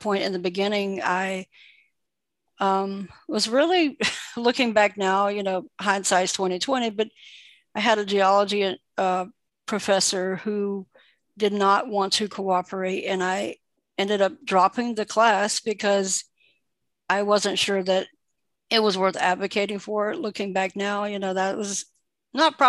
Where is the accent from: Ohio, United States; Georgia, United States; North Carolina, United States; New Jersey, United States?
North Carolina, United States; Lumberton; also born or lived in St. Pauls, North Carolina; I am from North Carolina. I was born and raised in North Carolina. I grew up in a town called Lumberton